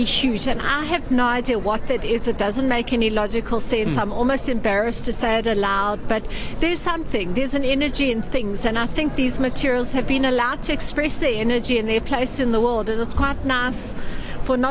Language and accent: English; South Africa; I come from South Africa